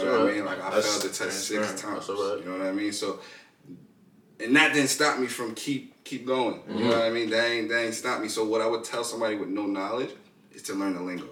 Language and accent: English; New York City, New York, United States; Born and raised in Queens